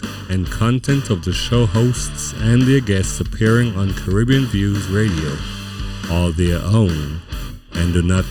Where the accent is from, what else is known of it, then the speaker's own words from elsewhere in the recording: Houston, Texas, United States; Those of us who are at least 65 years and younger, we grew up in Houston from the 1980s